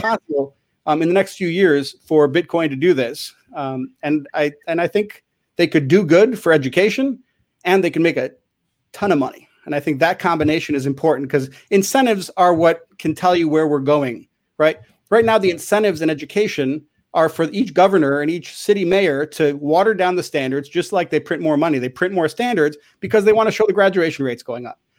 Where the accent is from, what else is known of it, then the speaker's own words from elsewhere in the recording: Chicago, Illinois, United States; I grew up in Chicago